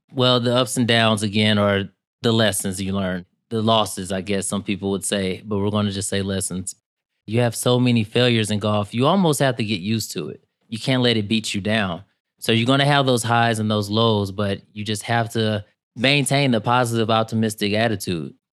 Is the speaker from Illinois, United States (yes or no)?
yes; East St. Louis, Illinois, United States; I'm from East Saint Louis, Illinois, which a lotta people think since Saint Louis is in Missouri, it's, uh, I'm in Missouri, but right across the river in Illinois, and that's pretty much where I was raised